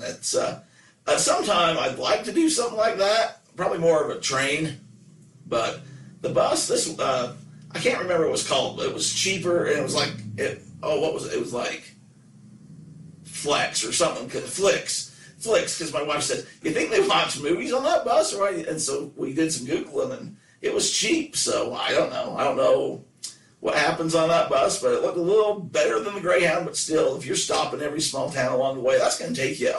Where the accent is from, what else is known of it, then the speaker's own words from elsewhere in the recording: Nephi, Utah, United States; I'm originally from Nephi.